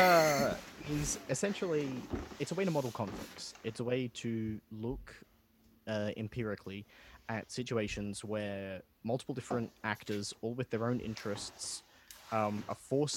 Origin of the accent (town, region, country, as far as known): Sydney, New South Wales, Australia; born or raised there